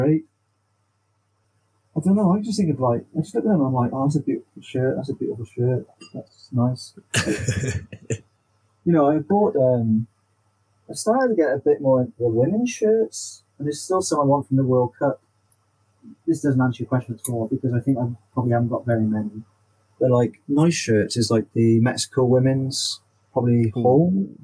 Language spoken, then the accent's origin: English; Wales, United Kingdom; being a Welsh person